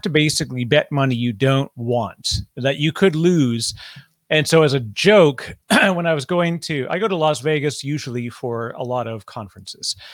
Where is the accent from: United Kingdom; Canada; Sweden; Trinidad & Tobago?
Canada; now in United States; I'm Canadian living in the United States